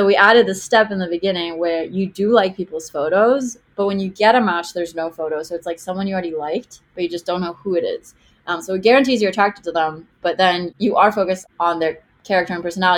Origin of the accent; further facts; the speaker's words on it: Israel; English is a second language; now in Miami, United States; I live in Miami, but I grew up in Israel.